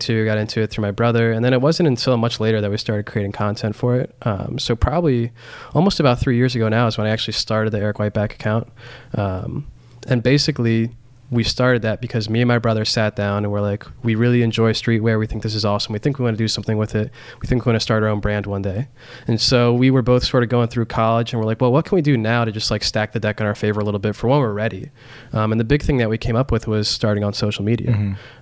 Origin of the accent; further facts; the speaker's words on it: Central Pennsylvania, United States; I grew up in Central Pennsylvania.